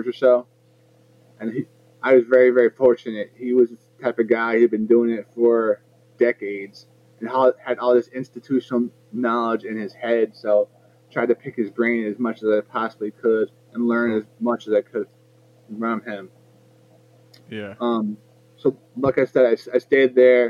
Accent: New Jersey, United States; also born or lived in Edison, New Jersey / North Brunswick, New Jersey / Metuchen, New Jersey; I'm from Central Jersey

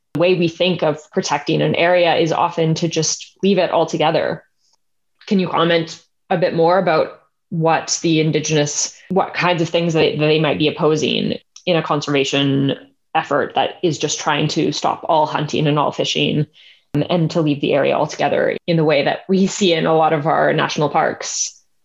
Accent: Canada; as a Canadian

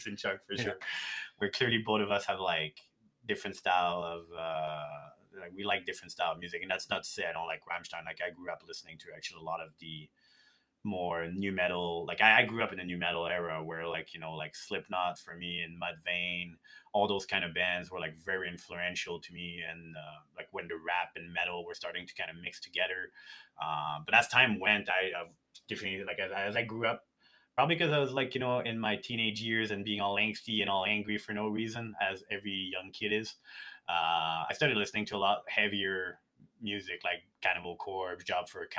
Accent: Montreal, Quebec, Canada; now in Edmonton, Canada; I came from Montreal where like I had a band when I was a teenager

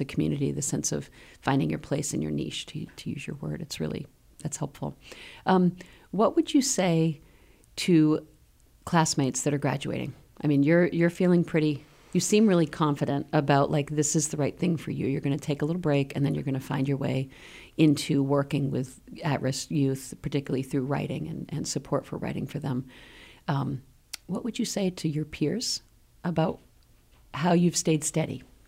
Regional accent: Maine, United States; also born or lived in Washington, D.C.; now in Keene, United States; I grew up in Maine.

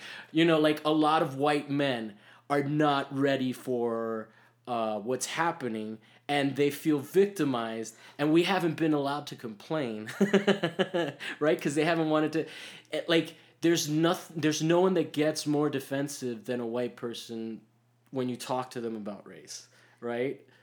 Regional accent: United States; I'm American

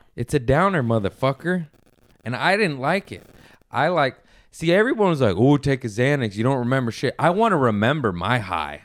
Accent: Torrance, California, United States; I grew up in Torrance, West Torrance

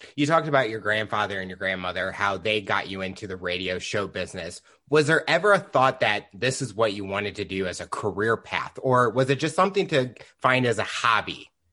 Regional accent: St. Louis, Missouri, United States; I'm from Saint Louis and living there all my life

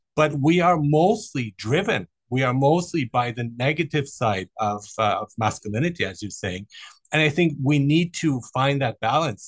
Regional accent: Germany; moved away; I grew up in Germany

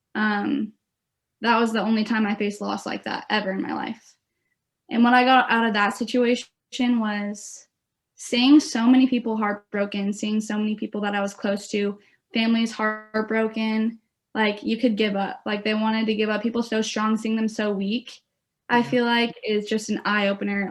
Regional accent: Beaverton, Oregon, United States; I'm from Beaverton, Oregon. So I'm close to home going to Oregon State

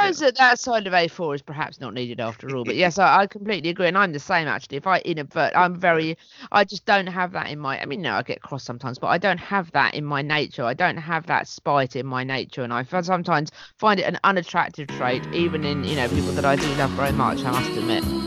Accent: St Leonards-on-Sea, South East England, United Kingdom; in my hometown recently in st leonard's

